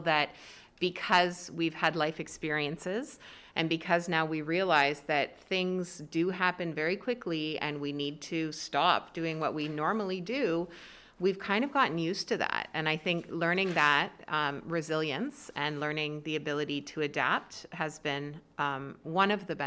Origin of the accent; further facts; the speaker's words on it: Lindsay, Ontario, Canada; moved away; moving back to my hometown, so I was born and raised in the area, attended Ops Elementary